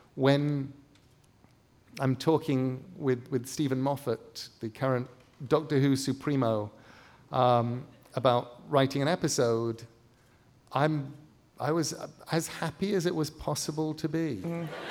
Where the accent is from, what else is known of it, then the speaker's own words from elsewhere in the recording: England, United Kingdom; moved away as an adult; also born or lived in Midwest, United States; now in United States; as an English person coming to America